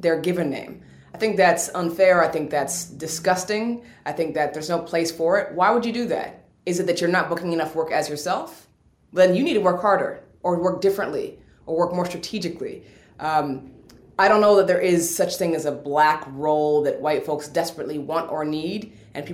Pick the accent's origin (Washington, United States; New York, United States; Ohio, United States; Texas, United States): Washington, United States; Seattle; I'm from Seattle, Washington. We don't have accents there.